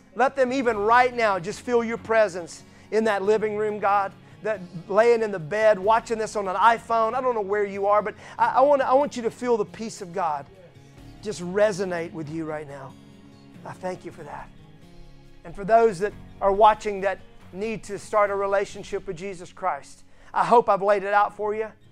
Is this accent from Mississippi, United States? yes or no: yes; Mississippi, United States; I'm from Mississippi